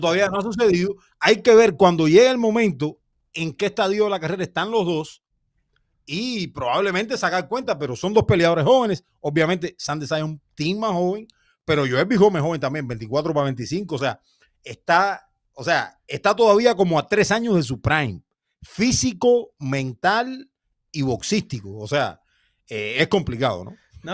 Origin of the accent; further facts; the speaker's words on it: Cuba; yo como cubano